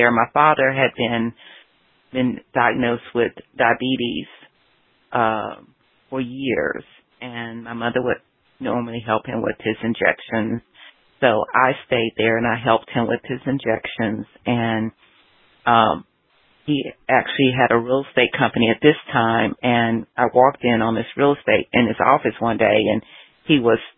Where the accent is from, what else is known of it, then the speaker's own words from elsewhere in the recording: the South, United States; moved away; also born or lived in Los Angeles; growing up in the South as a Southerner.